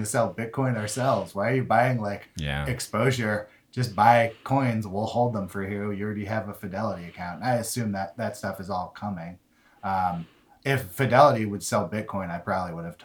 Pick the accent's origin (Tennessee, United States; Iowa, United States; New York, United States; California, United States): California, United States; Berkeley; Berkeley, my hometown